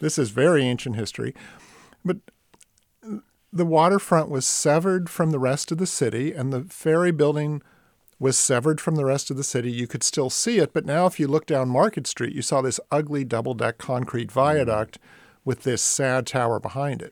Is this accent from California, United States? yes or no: yes; East Bay, San Francisco Bay Area, California, United States; growing up in the Bay Area, the ferry building made less of an impression on me growing up in the East Bay